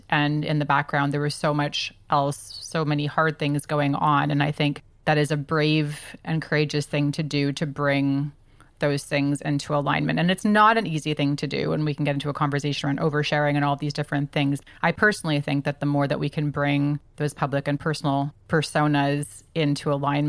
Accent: Vancouver, British Columbia, Canada; moved away as an adult; now in Toronto, Canada; I had moved from Vancouver. We live in Toronto now. So that's, you know, almost a continent away from my hometown.

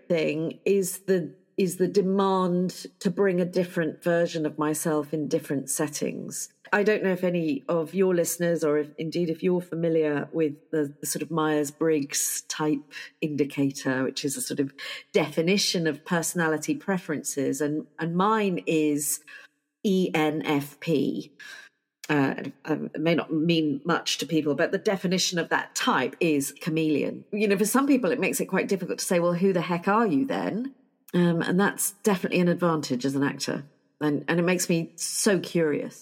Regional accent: United Kingdom; I am terribly British

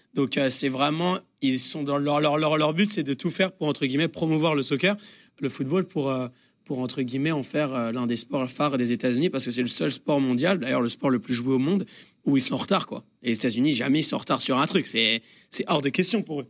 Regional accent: France; now in United States; on est français

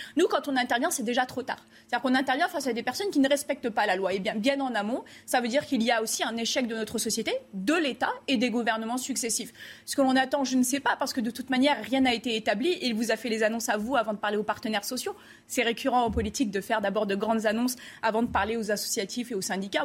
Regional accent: France; en tant que Français

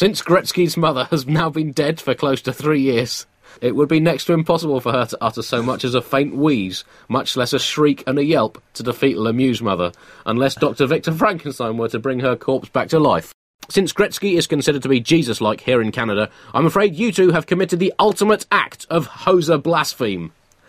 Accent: United Kingdom; it's well known that there is no such thing as a British accent. We just talk. The rest of the world has accents.

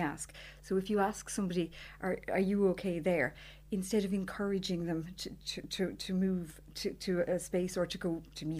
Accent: North Cork, Munster, Ireland; I'm from North Cork.

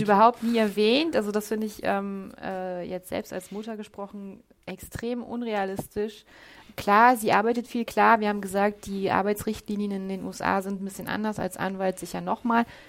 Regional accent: Germany; als Deutsche

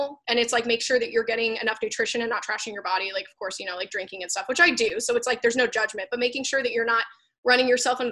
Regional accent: Florida, United States; I'm from Florida. I was actually born there

